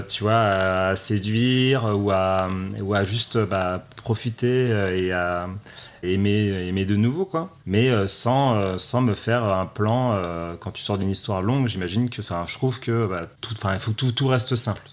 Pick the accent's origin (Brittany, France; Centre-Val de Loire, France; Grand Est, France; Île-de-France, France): Île-de-France, France; Paris; je suis un Parisien pur